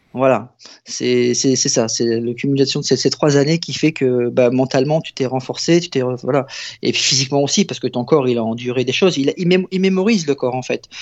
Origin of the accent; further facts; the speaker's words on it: Abbeville, Hauts-de-France, France; je suis originaire d'Abbeville